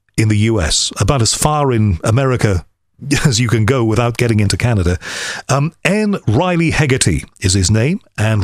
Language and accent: English; Liverpool, North West England, United Kingdom; I'm from Liverpool